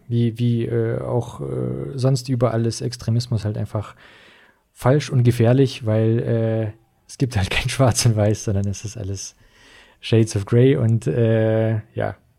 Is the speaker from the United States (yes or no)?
no; Russia; also born or lived in Swabia, Germany; now in Germany; ich bin wie gesagt in, in Russland aufgewachsen, nicht hier